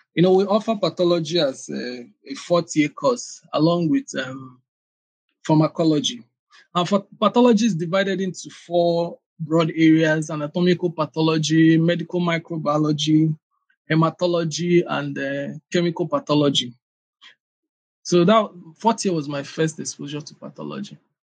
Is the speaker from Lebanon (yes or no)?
no; Aba, Abia, Nigeria; also born or lived in Anambra State; I was born in Aba. It's a commercial city in Abia State, one of the eastern states in Nigeria